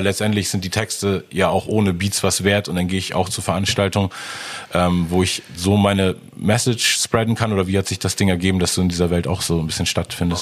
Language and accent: German; Hamburg, Germany; als Hamburger